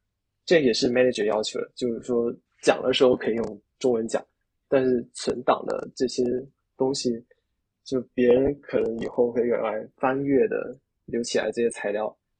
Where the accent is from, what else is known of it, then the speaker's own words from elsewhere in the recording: China; 就你知道我们中国人的英语，很多人都是哑巴英语嘛，就可能口语会是我们的弱项